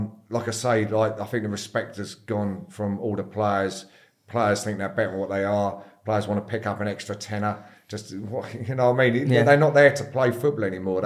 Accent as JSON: {"language": "English", "town": "Eastbourne", "region": "South East England", "country": "United Kingdom", "tie": "born or raised there", "said": "born there and yeah, got brought up there. Went to school there."}